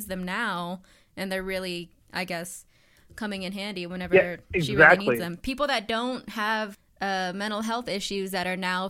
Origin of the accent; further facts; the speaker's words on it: Midland, Texas, United States; I grew up in Midland, Odessa area